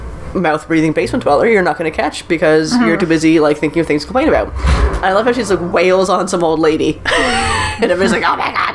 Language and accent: English; Nova Scotia, Canada; moved away; I'm from Nova Scotia